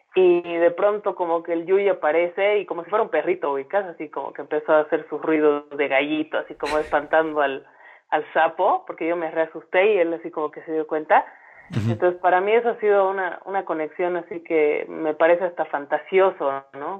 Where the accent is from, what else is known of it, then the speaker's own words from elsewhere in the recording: Santa Cruz de la Sierra, Santa Cruz, Bolivia; moved away; also born or lived in La Paz (highlands); yo soy cruceña, ¿no? Soy, ahora soy más coya que el chuño, como decimos acá, pero yo nací en Santa Cruz y bueno, o sea, he crecido rodeada de naturaleza